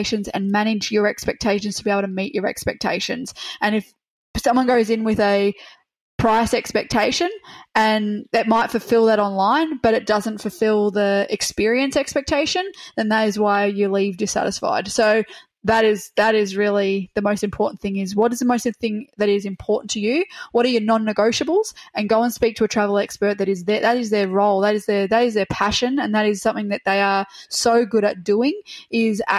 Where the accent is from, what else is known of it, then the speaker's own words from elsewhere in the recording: Melbourne, Victoria, Australia; I'm from Melbourne